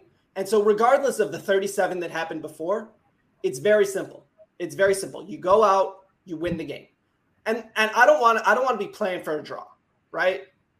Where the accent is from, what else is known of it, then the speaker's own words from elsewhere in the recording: Upper Midwest, United States; accent: Upper Midwest; My accent is what everybody thinks is the American accent. It's the Upper Midwest.